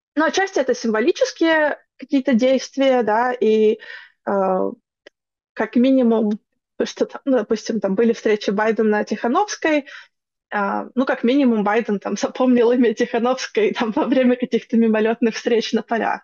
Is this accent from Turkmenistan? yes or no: no; Belarus; мы как белорусы